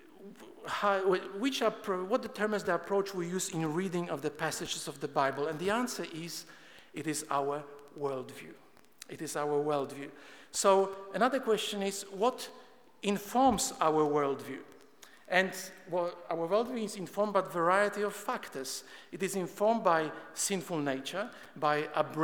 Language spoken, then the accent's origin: English; Poland; moved away; I'm Polish by birth. I grew up in Poland and I attended atheistic communist schools